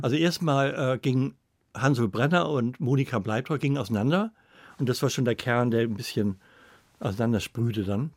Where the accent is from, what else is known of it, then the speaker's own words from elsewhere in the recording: Northern Germany, Germany; also born or lived in Hamburg / Cologne; ich bin auch ein Norddeutscher